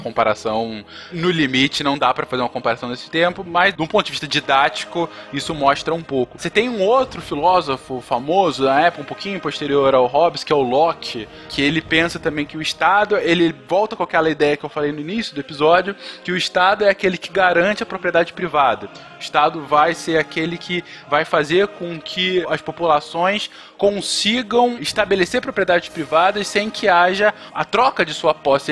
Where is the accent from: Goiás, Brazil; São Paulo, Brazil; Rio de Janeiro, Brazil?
Rio de Janeiro, Brazil; no Rio de Janeiro, onde eu cresci, numa favela do Rio de Janeiro